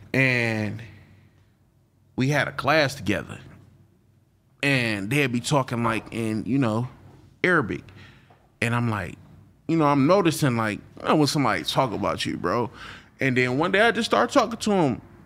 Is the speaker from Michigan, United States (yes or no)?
yes; Flint, Michigan, United States; moved away as an adult; now in Houston, United States; I'm from Flint, Michigan